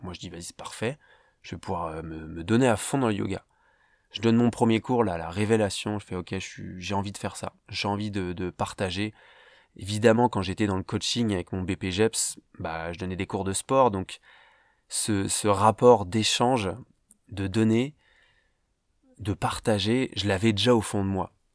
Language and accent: French; Paris, Île-de-France, France; je viens de Paris, en France, où j'ai euh, débuté ma vie